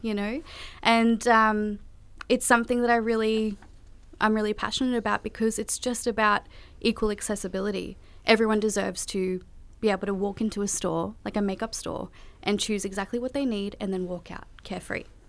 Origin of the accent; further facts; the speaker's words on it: Australia; also born or lived in Kolkata, India; I came to Australia when I was four months old, and I was born in Calcutta, India